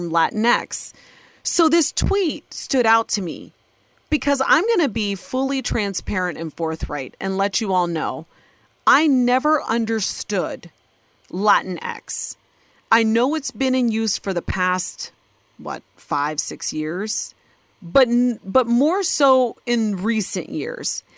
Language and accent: English; Ohio, United States; born or raised there